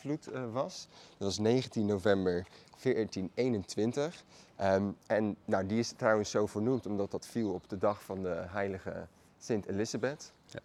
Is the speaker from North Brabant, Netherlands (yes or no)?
no; Maassluis, South Holland, Netherlands; Allebei zijn wij geboren en getogen in Maasluis